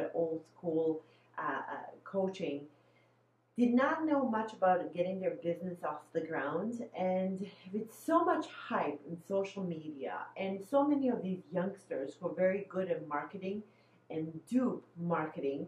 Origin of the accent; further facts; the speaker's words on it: Bosnia & Herzegovina; now in Midwest, United States; I'm originally from Bosnia, but now I'm in the Midwest